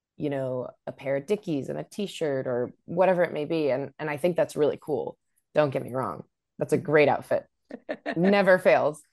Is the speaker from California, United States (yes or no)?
yes; Sacramento, California, United States; I grew up in Sacramento and there our venue was the Ace of Spades